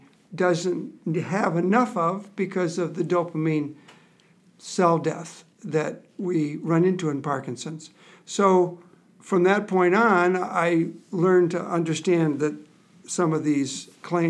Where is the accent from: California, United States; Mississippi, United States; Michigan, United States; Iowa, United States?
Michigan, United States; now in Nebraska, United States; I grew up in Michigan, which is an outdoor kind of state